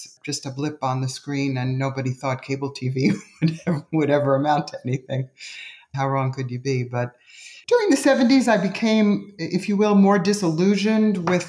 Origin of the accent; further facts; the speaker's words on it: New York City, New York, United States; I grew up in New York City in a very active political family